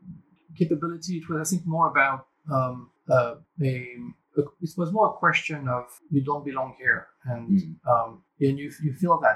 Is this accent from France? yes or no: yes; Paris, Île-de-France, France; moved away as an adult; also born or lived in Japan / Hong Kong / United States; I was born in Paris many years ago, left when I was 19, went to study in Japan at the time